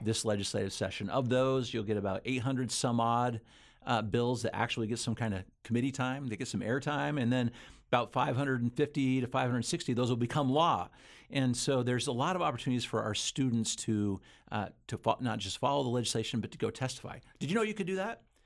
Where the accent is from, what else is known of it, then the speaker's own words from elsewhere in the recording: Utah, United States; also born or lived in Idaho; I'm, I'm from Utah primarily. Utah and Idaho are the two places where I've, where I've grown up